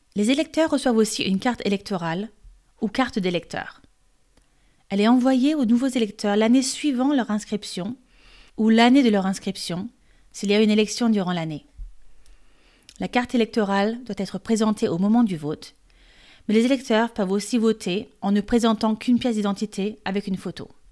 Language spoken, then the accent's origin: French; France; Je suis française et coach de français